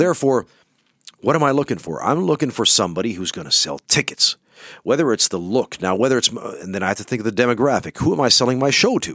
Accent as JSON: {"language": "English", "country": "Canada", "moved": "yes", "lives_now": "Finland", "said": "we're from Canada"}